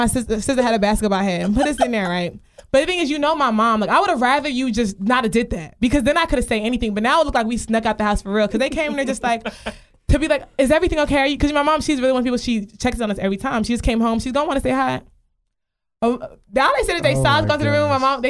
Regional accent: Nigeria; I loved being Nigerian. I've always loved being Nigerian because, like, my Nigerian circle is lit as fuck.

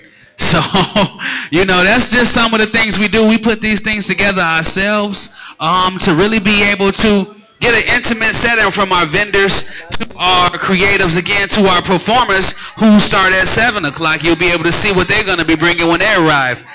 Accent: Chicago, Illinois, United States; now in Atlanta, United States; I'm from Chicago

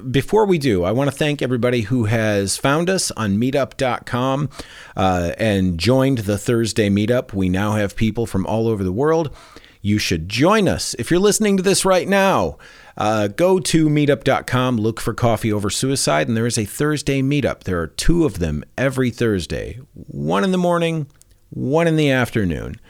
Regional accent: Michigan, United States; also born or lived in Colorado; now in California, United States; I'm in California now, but I'm originally from Michigan and then Colorado.

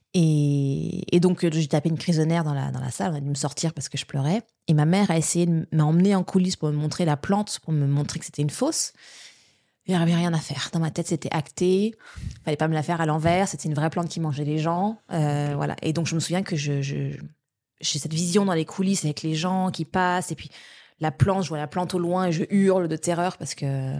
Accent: Paris, Île-de-France, France; moved away; also born or lived in Quebec; je suis née à Paris, mais j'ai grandi étant bébé à Paris, mais on a vite déménagé après en, banlieue

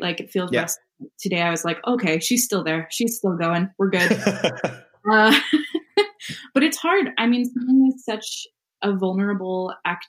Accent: Calgary, Alberta, Canada; moved away; I'm from Calgary originally.

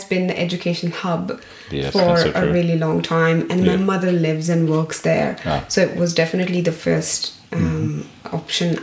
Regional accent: Pune, Maharashtra, India; moved away as an adult; now in Australia; I come from Pune, a small town in the west of India

